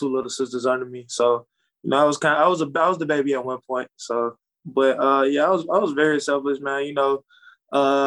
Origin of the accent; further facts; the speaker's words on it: Atlanta, Georgia, United States; I'm from South Atlanta